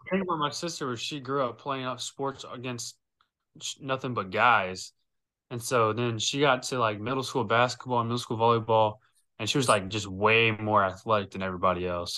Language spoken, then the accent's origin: English; Lake Charles, Louisiana, United States; I'm from Lake Charles, Louisiana.